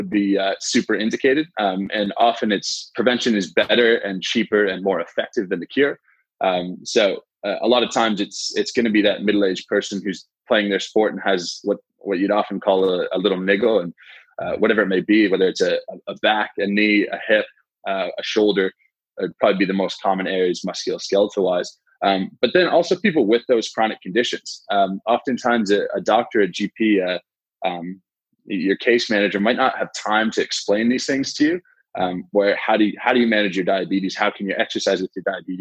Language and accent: English; Canada; moved away as an adult; now in Australia; I grew up in Canada